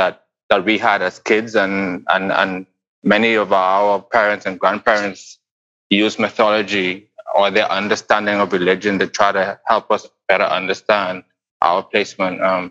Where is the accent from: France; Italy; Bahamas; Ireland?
Bahamas; I grew up in the Bahamas